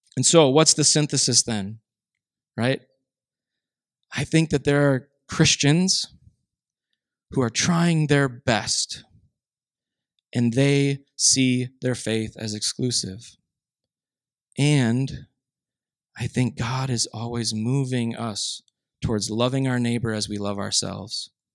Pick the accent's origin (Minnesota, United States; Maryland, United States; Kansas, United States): Minnesota, United States; I grew up in Minnesota